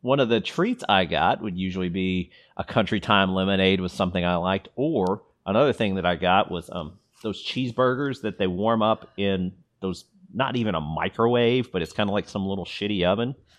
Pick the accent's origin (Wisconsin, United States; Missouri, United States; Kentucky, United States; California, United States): Kentucky, United States; Louisville; we grew up in Louisville